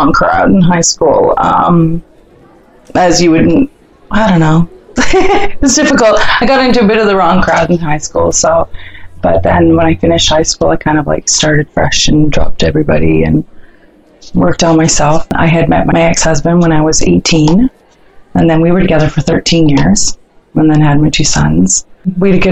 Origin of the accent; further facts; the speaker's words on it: Newmarket, Ontario, Canada; also born or lived in Thunder Bay, Ontario; now in Barrie, Canada; I moved up here to Newmarket, actually, when I was about 5 and a half, because all my family's there. It was some good stuff, some bad stuff growing up.